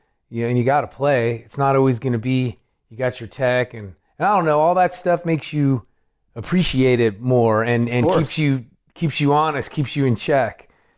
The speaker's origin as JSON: {"language": "English", "town": "Oakland", "region": "California", "country": "United States", "tie": "born or raised there", "also_born_or_lived": "San Francisco / Moraga", "said": "I grew up in Oakland."}